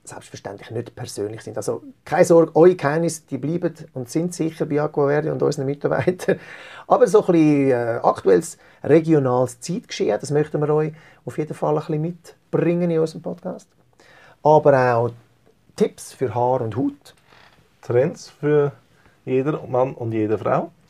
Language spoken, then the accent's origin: German; Zurich, Switzerland; wir sind im, im Salon aufgewachsen in Zürich. Äh, unsere Eltern hatten in Zürich einen Salon gehabt